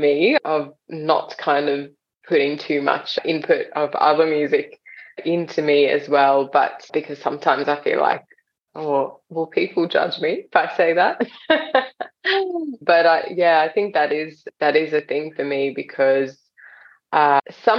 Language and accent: English; Australia; also born or lived in India; we moved from India to Australia when I was 7.